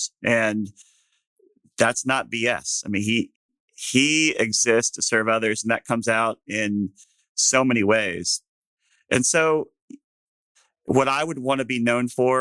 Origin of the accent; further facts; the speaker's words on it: Texas, United States; as a Texan